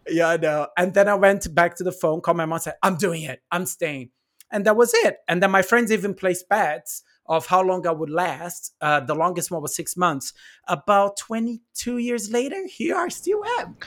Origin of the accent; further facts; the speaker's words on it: São Paulo, Brazil; English is a second language; moved away; I'm from Brazil, so in São Paulo